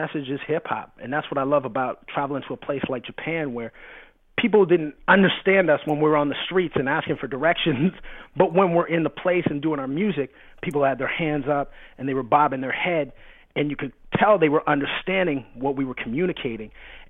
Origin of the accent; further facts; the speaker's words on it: Canada; makes me very Canadian. And it's funny for me because the question I get asked probably the most is, where are you from? With the lead-in of, oh, I thought you were American. because I grew up on the border to the States.